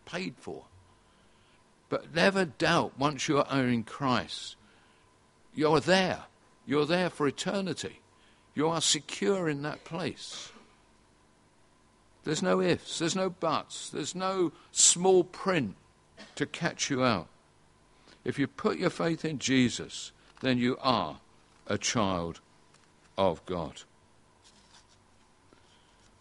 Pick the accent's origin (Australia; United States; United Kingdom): United Kingdom; England; we are English, British, whatever we are, and we're part of this nation